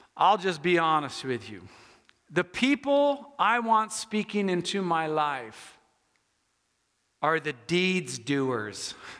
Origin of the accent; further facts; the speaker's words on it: United States; I'm an American